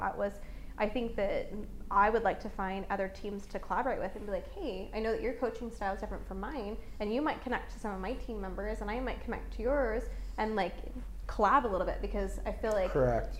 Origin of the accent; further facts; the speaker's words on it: Las Vegas, Nevada, United States; I was born and raised in Las Vegas